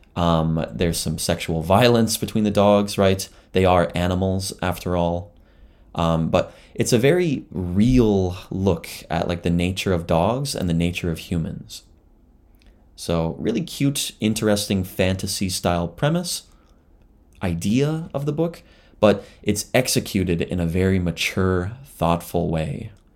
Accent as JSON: {"language": "English", "region": "Southern Ontario", "country": "Canada", "tie": "born or raised there", "also_born_or_lived": "Ottawa / Toronto", "moved": "as an adult", "lives_now": "Japan", "said": "as a Canadian, I grew up, uh, in Southern Ontario."}